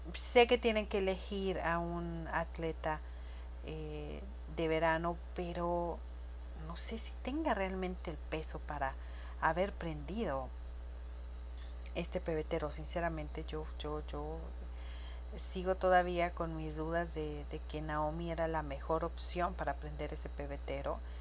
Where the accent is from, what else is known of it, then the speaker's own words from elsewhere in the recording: Chihuahua, Mexico; ya había llegado a mi tierra, porque en cuanto pisé suelo chihuense